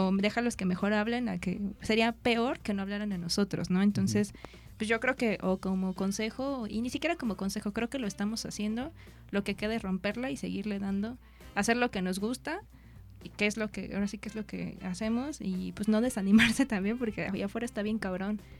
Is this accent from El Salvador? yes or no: no; Mexico; Sí, porque, soy mexicana.